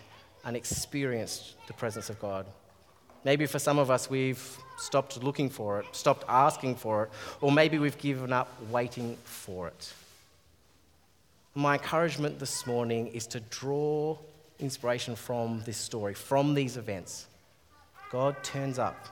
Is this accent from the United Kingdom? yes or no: no; Australia; As an Australian-born guy